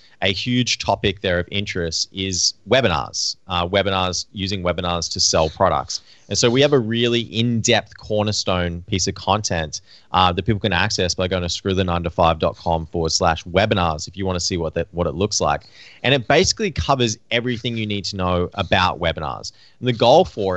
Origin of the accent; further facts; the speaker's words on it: Australia; now in Vancouver, Canada; growing up in Australia